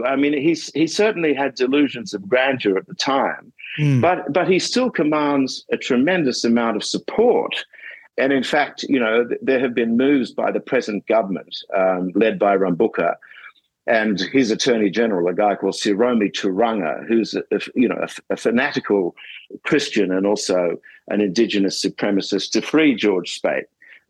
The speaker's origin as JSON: {"language": "English", "town": "Suva", "country": "Fiji", "tie": "born or raised there", "said": "In Suva as well. I think we were born in the same maternity unit."}